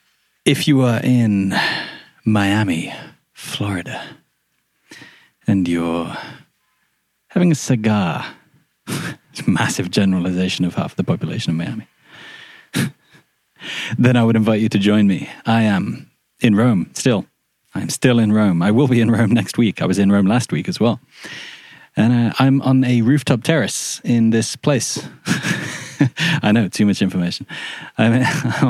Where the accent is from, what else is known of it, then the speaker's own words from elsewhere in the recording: Shrewsbury, West Midlands, United Kingdom; moved away; also born or lived in Australia; I was born in Shrewsbury, which is a town in Shropshire